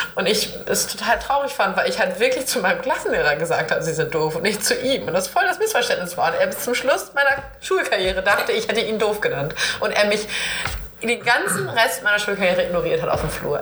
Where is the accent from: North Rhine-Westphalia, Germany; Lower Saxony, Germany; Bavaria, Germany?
Lower Saxony, Germany; East Frisia; in Ostfriesland, wo ich groß geworden bin